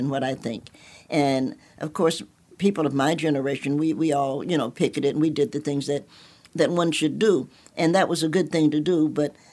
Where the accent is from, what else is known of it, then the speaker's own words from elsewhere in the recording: Knoxville, Tennessee, United States; I'm a Knoxvillian by birth, and I spent most of my summers with my grandmother